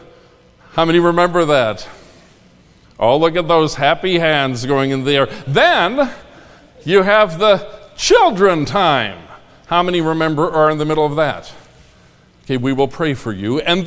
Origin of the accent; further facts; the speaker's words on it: Minnesota, United States; also born or lived in Concord, North Carolina; now in Indiana, United States; I grew up in Minnesota